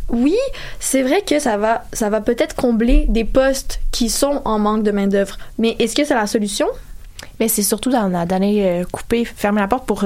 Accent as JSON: {"language": "French", "region": "Quebec", "country": "Canada", "said": "nous, en tant que Québécois"}